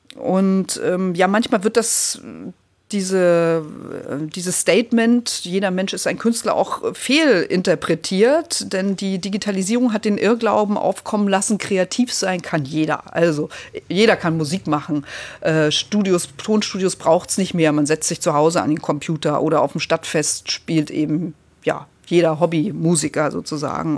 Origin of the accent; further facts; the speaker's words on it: Lübbenau, Brandenburg, Germany; also born or lived in Eisleben; now in Hamburg, Germany; ich bin ja in der Lutherstadt Eisleben äh, geboren worden, weil meine Großeltern damals lebten, dann eben in, in Lübbenau aufgewachsen, in, in den neuen Bundesländern äh, mit dem Mauerfall dann nach Hamburg gekommen.